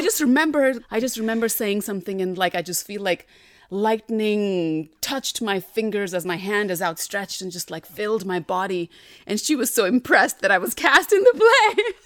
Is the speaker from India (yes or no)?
yes; Delhi, India; moved away; I grew up in North Delhi, which is different than South Delhi.